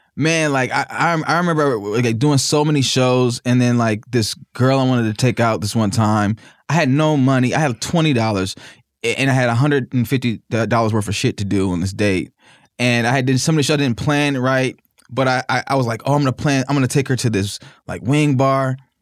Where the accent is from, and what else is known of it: Naperville, Illinois, United States; born or raised there; moved away; also born or lived in Mississippi